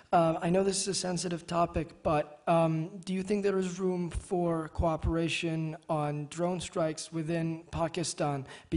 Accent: Turkey; moved away as an adult; now in United States; I am a junior at the college from Turkey

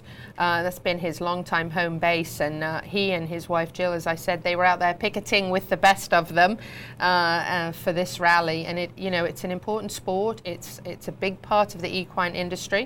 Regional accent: Warwickshire, West Midlands, United Kingdom; moved away; also born or lived in California; Growing up in Warwickshire as a show jumper, doing some eventing as well

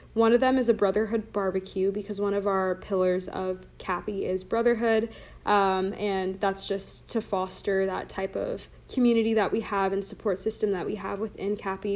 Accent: Laguna Niguel, California, United States; I am from Laguna Niguel, California, so stayed in Orange County for college, uh, went to high school in Orange County

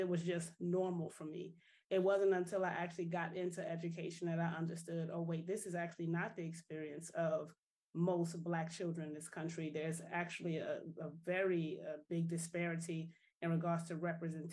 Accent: New Orleans, Louisiana, United States; moved away as an adult; also born or lived in Atlanta; now in New Jersey, United States; So I am from the wonderful city of New Orleans originally

